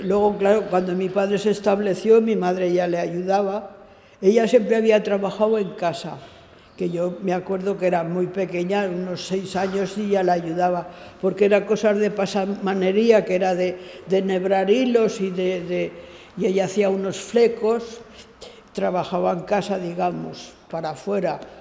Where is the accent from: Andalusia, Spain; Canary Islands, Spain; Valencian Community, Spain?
Valencian Community, Spain; Valencia; moved away as an adult; now in Formentera, Spain; nací en València, la ciutat, el 11 del 12 del 41